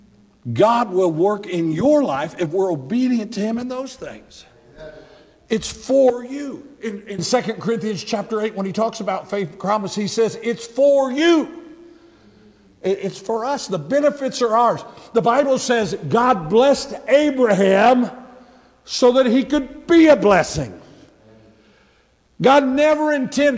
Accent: United States; I'm an American from the top of my head to the bottom of my feet

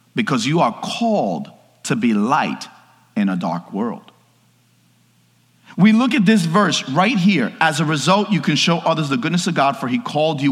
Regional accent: New York, United States; I'm from New York

